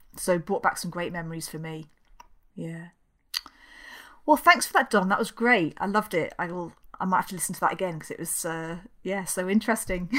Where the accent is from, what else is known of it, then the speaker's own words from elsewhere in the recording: Kingston upon Thames, London, United Kingdom; moved away; as we know from my accent, I'm not from around these parts. I grew up, uh, in a place called Kingston down in London